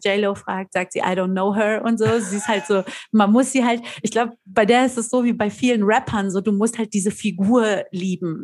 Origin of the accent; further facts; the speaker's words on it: Frankfurt, Hesse, Germany; ich bin in Frankfurt zur Schule gegangen